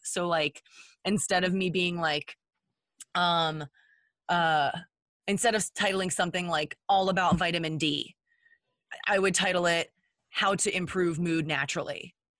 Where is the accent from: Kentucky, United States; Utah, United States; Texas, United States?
Texas, United States; we're from Texas. Um, I grew up in a hunting family